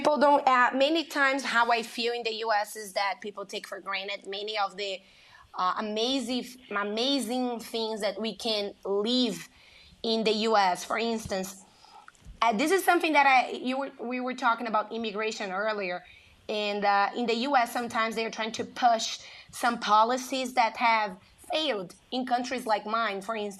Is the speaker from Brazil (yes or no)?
yes; Brazil; English is a second language; moved away as an adult; now in United States; I grew up in Brazil. I grew up in a very poor city